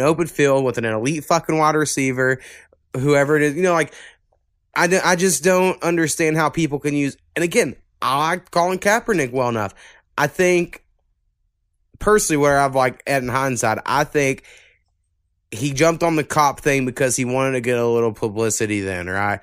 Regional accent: the South, United States; accent: Southern; I've noticed how, like, Southern we sound

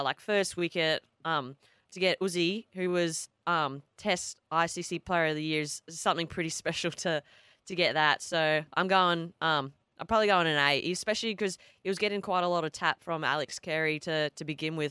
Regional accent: Australia; an Aussie

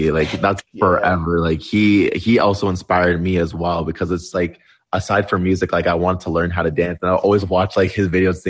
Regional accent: Toronto, Ontario, Canada; I'm from Toronto.

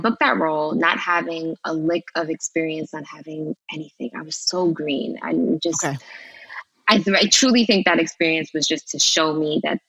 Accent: New York, United States; I wanted to go to New York because that was home for me. I'm from New York originally.

